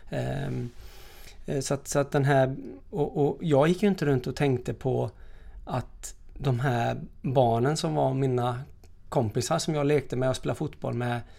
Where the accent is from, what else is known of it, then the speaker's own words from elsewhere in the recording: DR Congo; jag växte upp i Kongo och vi växte upp i gränsen till Angola.